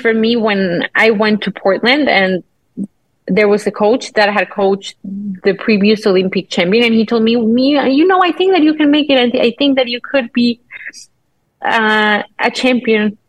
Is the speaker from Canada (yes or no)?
no; Mexico